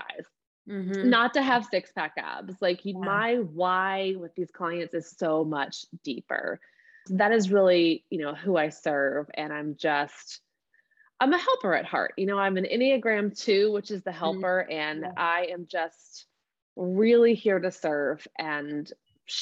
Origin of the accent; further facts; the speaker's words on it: Georgia, United States; I call myself a bona fide Southern peach. Like, I'm from Georgia, born and raised here